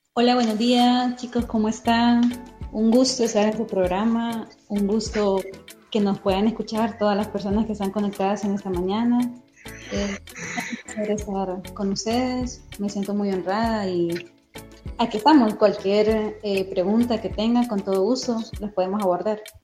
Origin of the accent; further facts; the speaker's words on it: Tegucigalpa, Francisco Morazán, Honduras; soy de Tegucigalpa, estudié en la Universidad Nacional Autónoma de Honduras